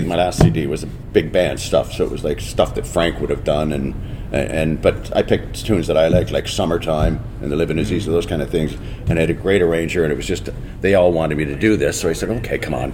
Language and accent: English; Port Dover, Ontario, Canada; born or raised there; also born or lived in Dublin, Ireland